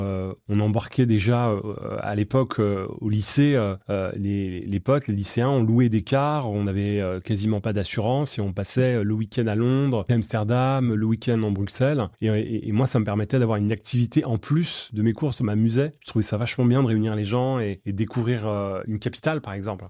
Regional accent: Seine-Saint-Denis, Île-de-France, France; Moi, j'ai grandi en Seine-Saint-Denis.

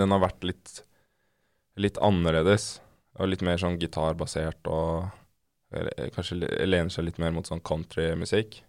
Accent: Oslo, Norway; Jeg er oppvokst i Oslo på Nordstrand.

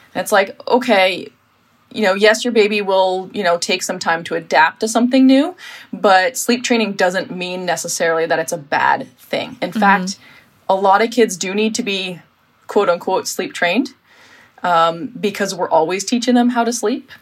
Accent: United States; now in Sweden; I'm American

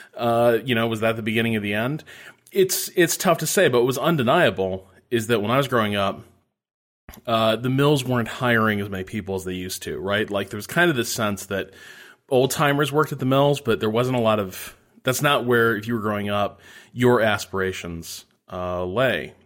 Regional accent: Northwest Indiana, United States; I grew up in Northwest Indiana, which is really different from the rest of Indiana

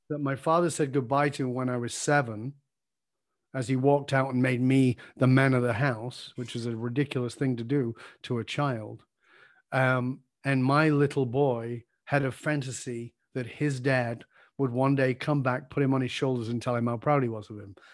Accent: Salford, North West England, United Kingdom; filmed in my hometown.

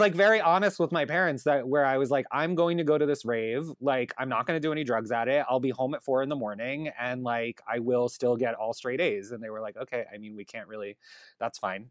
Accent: Long Island, New York, United States; I grew up on Long Island, um, and I grew up in the town that's, like, closest to the city

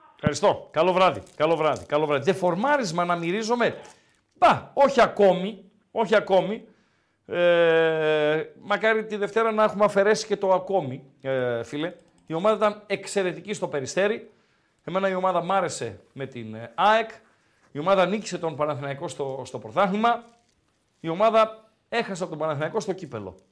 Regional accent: Komotini, East Macedonia and Thrace, Greece; Και εμένα η πατρίδα μου είναι η κομμωτινή.

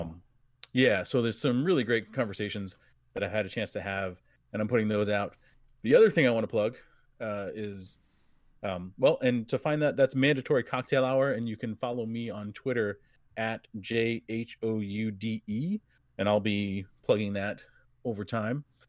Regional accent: New England, United States; I grew up in New England

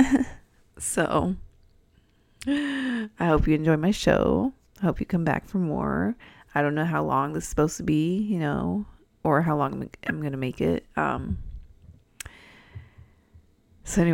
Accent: San Diego, California, United States; accent: Californian; moved away as an adult; also born or lived in Albuquerque, New Mexico; now in Illinois, United States; I'm from California, if you couldn't tell by my accent

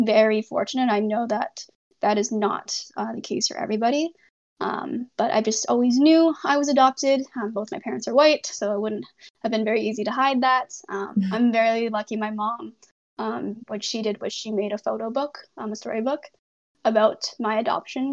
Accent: Canada; also born or lived in Hunan, China; I was adopted to Canada. I've lived in Canada for the rest of my life since then

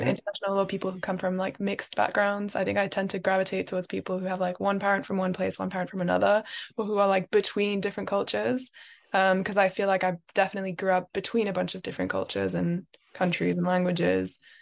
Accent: London, United Kingdom; I am French, but I grew up in London.

